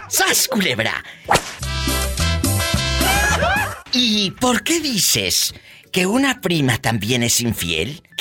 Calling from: Jalostotitlán, Jalisco, Mexico; En Jalos Totitlán, ¡Hay un beso a Jalos!

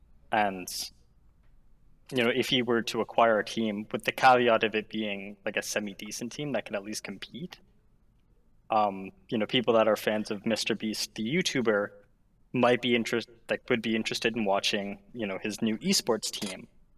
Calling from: Ontario, Canada; I'm calling from Ontario, Canada.

